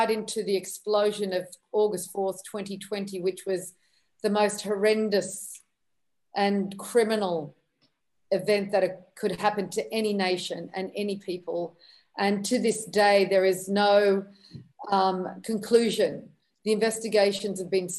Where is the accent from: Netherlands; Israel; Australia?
Australia; also born or lived in Lebanon; I grew up in Australia